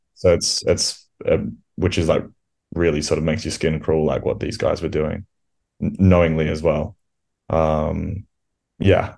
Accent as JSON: {"language": "English", "country": "Australia", "tie": "born or raised there", "moved": "yes", "said": "growing up in Australia"}